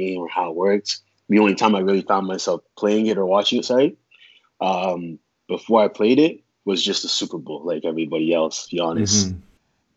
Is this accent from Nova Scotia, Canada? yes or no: no; Toronto, Ontario, Canada; also born or lived in Sudbury, Ontario; Born and raised in Toronto, Ontario, but I moved to Sudbury, Ontario when I was about, 10 maybe